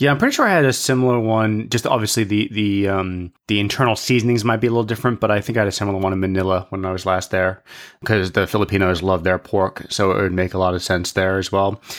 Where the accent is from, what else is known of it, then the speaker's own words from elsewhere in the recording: Hong Kong; growing up in Hong Kong